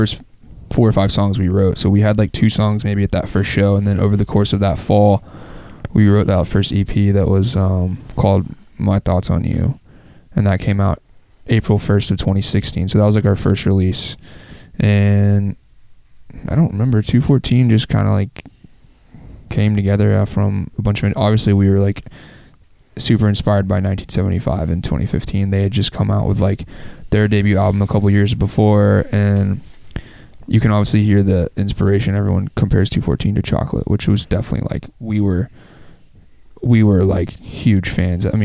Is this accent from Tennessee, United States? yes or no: yes; Memphis, Tennessee, United States; We both were like born and raised in Memphis